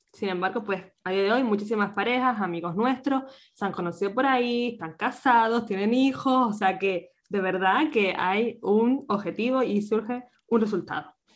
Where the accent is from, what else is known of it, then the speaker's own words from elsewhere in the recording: Canary Islands, Spain; moved away as an adult; now in Vienna, Austria; nací en Canarias